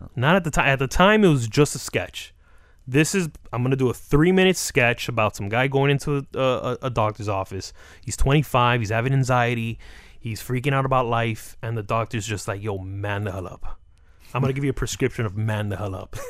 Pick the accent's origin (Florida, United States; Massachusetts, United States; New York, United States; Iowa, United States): Florida, United States; Hialeah; I'm some kid from Hialeah